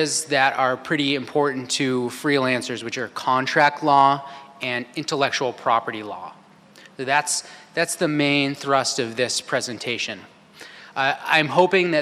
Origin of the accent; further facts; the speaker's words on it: Santa Cruz, California, United States; moved away as an adult; also born or lived in San Francisco, California; now in Los Angeles, United States; I'm from Santa Cruz, California.